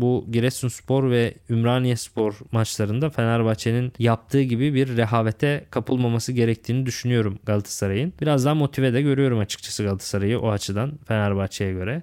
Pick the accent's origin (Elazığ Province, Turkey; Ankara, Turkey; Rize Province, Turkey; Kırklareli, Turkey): Kırklareli, Turkey; Lüleburgaz; ben de Lüleburgazlıyım. Edirne Lüleburgaz bizim oralar var.